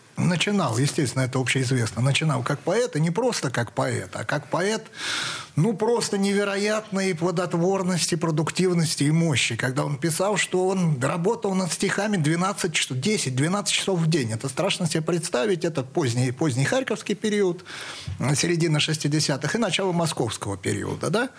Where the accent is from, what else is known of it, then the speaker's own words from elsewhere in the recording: Saratov, Saratov Oblast, Russia; я из Саратова